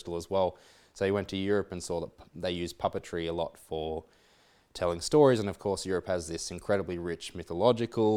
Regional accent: Coffs Harbour, New South Wales, Australia; moved away; I grew up in Coffs Harbour

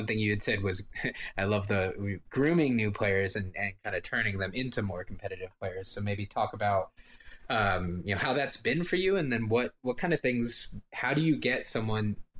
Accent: United States; as an American

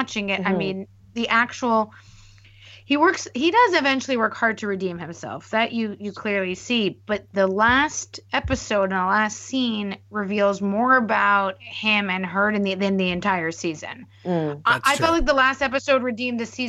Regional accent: Montreal, Quebec, Canada; born or raised there

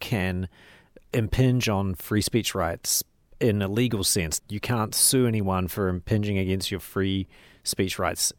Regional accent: New Zealand; I'm from New Zealand

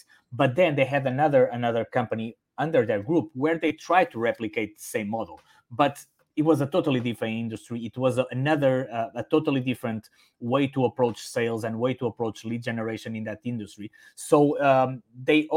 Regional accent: Portugal; first language Portuguese and Spanish; English is a second language; moved away as an adult; also born or lived in Italy; now in Singapore; My native languages are Portuguese and Spanish because my hometown is actually in the border with Spain.

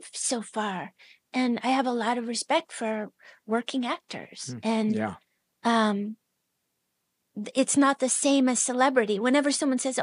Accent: Seattle, Washington, United States; also born or lived in Soldotna, Alaska; I was born in Seattle

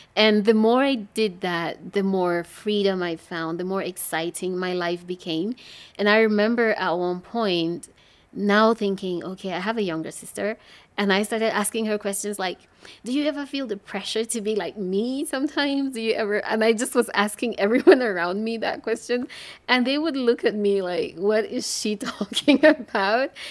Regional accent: English-speaking part of Cameroon, Anglophone Cameroon, Cameroon; I was born and raised in the English speaking part of Cameroon

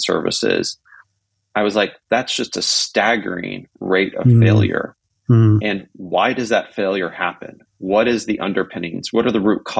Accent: Silicon Valley, California, United States; growing up in Silicon Valley

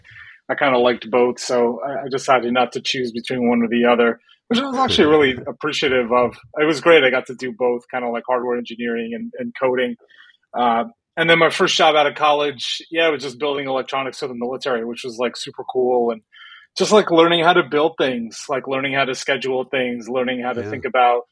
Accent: southern Rhode Island, United States; also born or lived in Brazil; my older sister and I grew up together with my parents in southern Rhode Island

